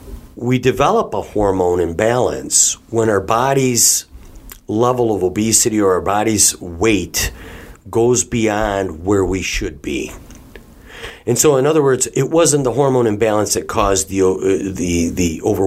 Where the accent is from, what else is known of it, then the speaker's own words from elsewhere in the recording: Detroit, Michigan, United States; we're from the Detroit area